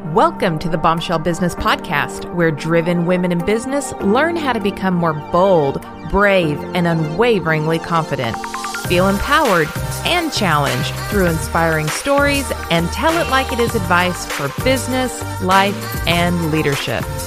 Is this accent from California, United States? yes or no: yes; Orange County, California, United States; moved away; I grew up in Orange County